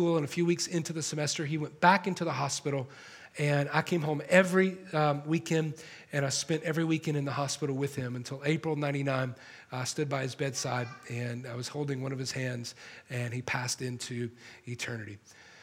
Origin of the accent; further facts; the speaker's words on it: Atlanta, Georgia, United States; now in Los Angeles, United States; I'm not from here, I'm from Atlanta